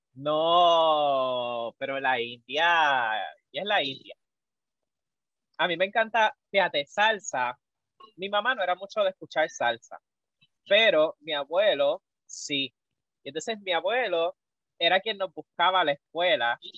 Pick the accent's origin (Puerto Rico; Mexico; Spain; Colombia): Puerto Rico; en la comunidad que hay aquí en Puerto Rico